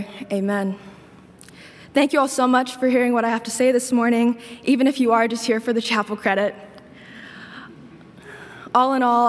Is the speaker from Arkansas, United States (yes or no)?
no; Northern Kentucky, United States; I'm from Northern Kentucky